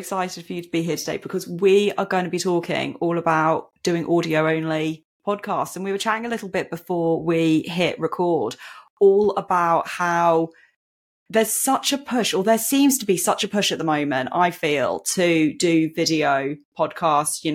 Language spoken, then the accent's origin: English; United Kingdom; I'm from Britain.